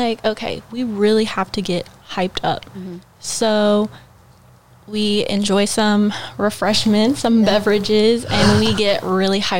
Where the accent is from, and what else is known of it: Houston, Texas, United States